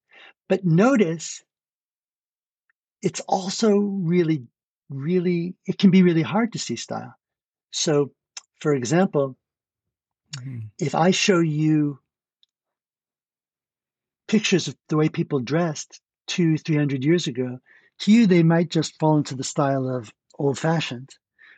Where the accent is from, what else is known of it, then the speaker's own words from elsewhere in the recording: New York, United States; So I don't have a New York accent, even though I grew up in New York.